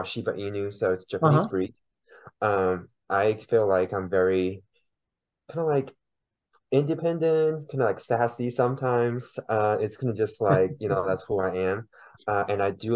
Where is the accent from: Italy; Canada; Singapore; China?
China; first language Mandarin; English is a second language; now in Oklahoma City, United States; so I was born and raised in China originally. I came to the United States about 10 years ago